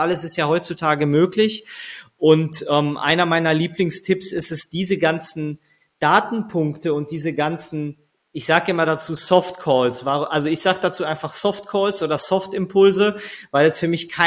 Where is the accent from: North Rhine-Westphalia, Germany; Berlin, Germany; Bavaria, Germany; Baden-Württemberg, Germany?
North Rhine-Westphalia, Germany; Bochum; ich komme jetzt selber aus Bochum, wir sitzen hier in Bochum